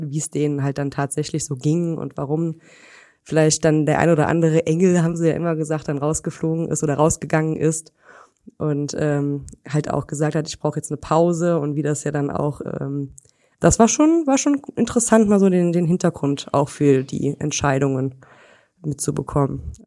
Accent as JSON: {"language": "German", "town": "Weitersburg", "region": "Rhineland-Palatinate", "country": "Germany", "said": "in Weitersburg. Das ist so ein kleines Örtchen hier in der Nähe von Koblenz"}